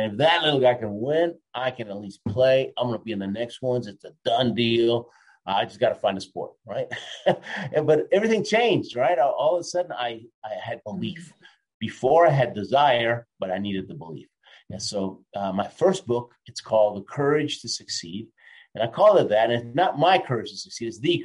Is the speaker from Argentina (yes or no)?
yes; Argentina; I was born in Argentina.